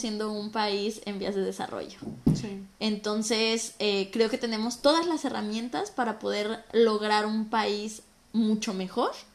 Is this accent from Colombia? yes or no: no; Mexico; moved away as an adult; now in Toronto, Canada; soy de México